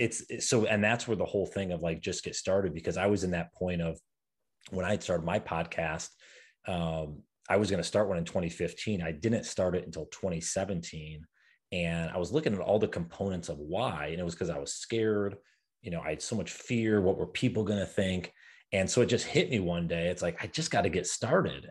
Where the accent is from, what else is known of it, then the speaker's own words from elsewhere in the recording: New York, United States; moved away; I'm from New York originally